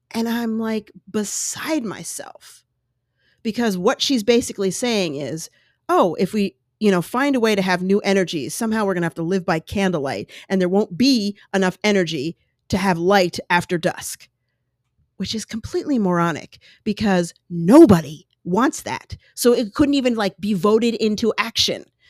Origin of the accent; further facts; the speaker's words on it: United States; also born or lived in Colorado / New York; I grew up in New York and Colorado